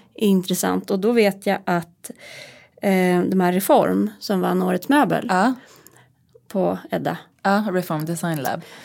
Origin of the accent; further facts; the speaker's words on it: Hälsingland, Gävleborg County, Sweden; also born or lived in Roslagen; now in Stockholm, Sweden; jag är uppvuxen i Hälsingland